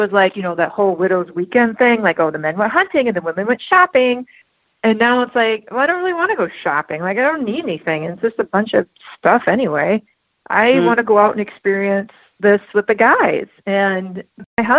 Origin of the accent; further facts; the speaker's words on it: South Dakota, United States; also born or lived in Milwaukee, Wisconsin; now in Twin Cities, Minnesota, United States; I grew up in South Dakota, so I grew up in a hunting family.